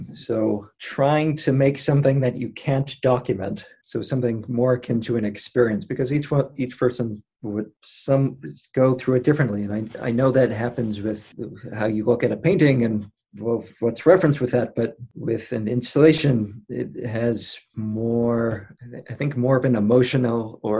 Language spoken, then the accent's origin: English; Maine, United States; I'm from Maine.